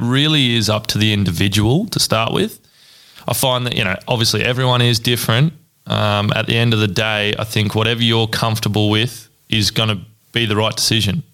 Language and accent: English; Ballarat, Victoria, Australia; born and bred in Ballarat.